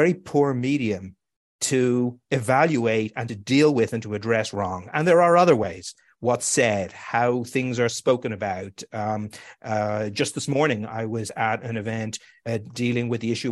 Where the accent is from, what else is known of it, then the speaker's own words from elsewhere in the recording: Ireland; now in New York, United States; I know I felt it growing up in Ireland